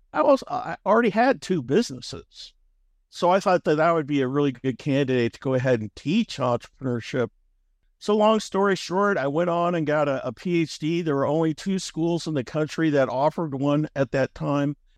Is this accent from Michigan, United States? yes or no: no; Omaha, Nebraska, United States; I grew up in Omaha, Nebraska